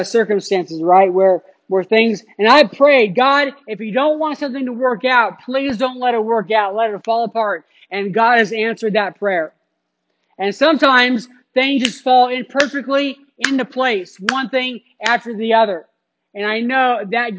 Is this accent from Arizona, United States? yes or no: yes; Phoenix, Arizona, United States; moved away as an adult; also born or lived in Cincinnati, Ohio; I was in Phoenix. I grew up in Phoenix